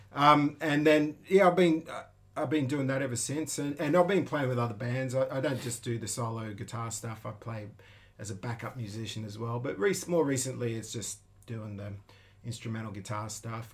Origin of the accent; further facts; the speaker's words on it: Sydney, New South Wales, Australia; now in Tokyo, Japan; I'm from the northwestern part of Sydney, a place called the Hills District.